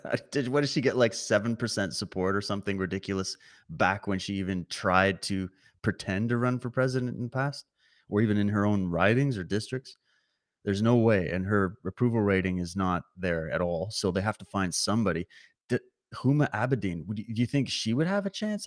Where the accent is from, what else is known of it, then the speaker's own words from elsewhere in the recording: Canada; I'm watching from Canada